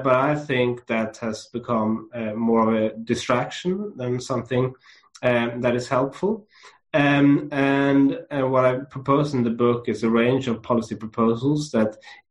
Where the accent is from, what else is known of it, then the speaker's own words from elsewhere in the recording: Lund, Skåne, Sweden; it's where I grew up in Sweden, and I grew up in a small university town called Lund